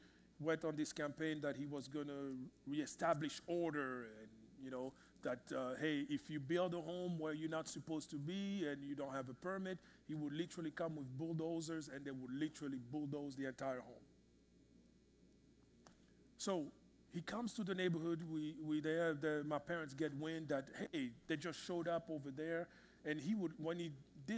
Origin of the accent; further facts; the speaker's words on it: Kinshasa, DR Congo; moved away; in the Congo, in the city I grew up in Kinshasa, unfortunately my country